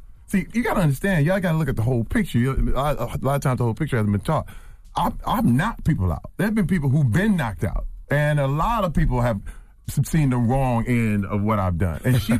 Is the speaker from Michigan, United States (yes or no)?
yes; Flint, Michigan, United States; I'm from Flint, Michigan.